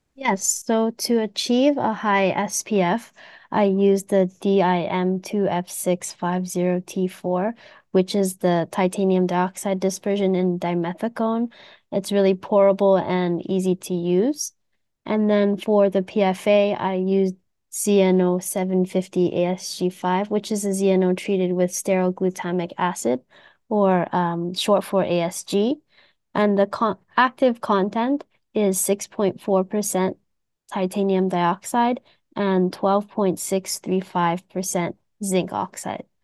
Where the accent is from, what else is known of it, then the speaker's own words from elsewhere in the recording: Canada; moved away as an adult; now in Japan; So I was born and raised in Canada, but I have been living in Japan for almost eight years